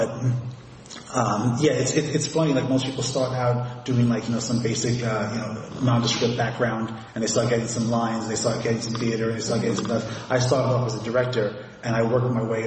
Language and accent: English; New York City, New York, United States; when I was a very small boy, I was growing up in Forest Hills